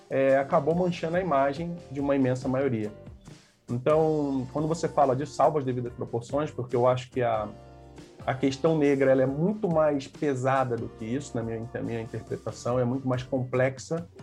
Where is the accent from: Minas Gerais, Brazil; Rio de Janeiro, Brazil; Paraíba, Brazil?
Rio de Janeiro, Brazil; now in São Paulo, Brazil; Quando eu hoje eu moro em São Paulo, né? E quando eu vim do Rio para cá